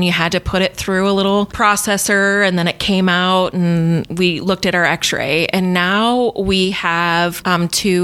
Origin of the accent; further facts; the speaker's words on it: Humboldt, Iowa, United States; I was originally from Humboldt. Fort Dodge was just down the road